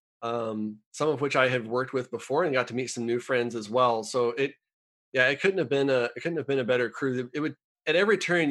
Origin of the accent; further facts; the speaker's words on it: United States; as an American